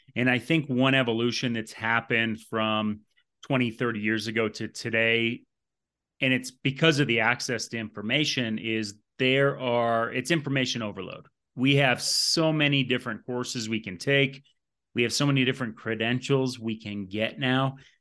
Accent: Vermont, United States; moved away; I came from Vermont. You may not know that. And there wasn't a lot of strength and conditioning, uh, in the state growing up

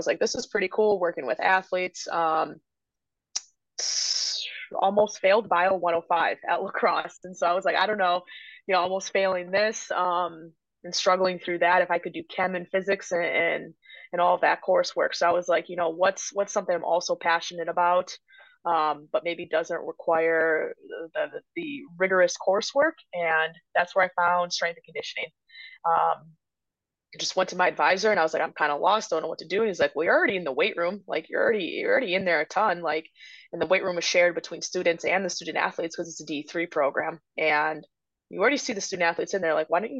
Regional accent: Wisconsin, United States; moved away as an adult; now in Illinois, United States; growing up in Wisconsin

